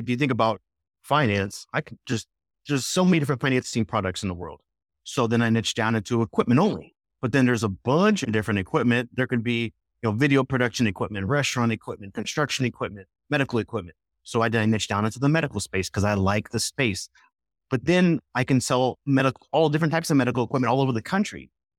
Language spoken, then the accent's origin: English; Scottsdale, Arizona, United States; hey, I'm from Scottsdale. We're automatically kindred spirits. So always start local, number one.